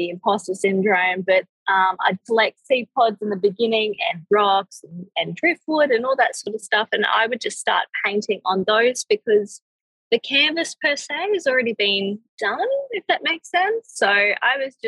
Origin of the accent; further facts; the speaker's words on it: Australia; I'm from Australia